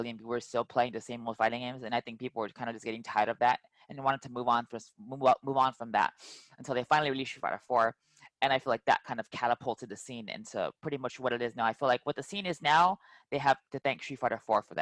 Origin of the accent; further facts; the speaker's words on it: California, United States; We would go to like I'm from the Bay Area, so we'd go from like San Jose to Milpitas to Sunnyvale Golfland in San Jose to go compete to tournaments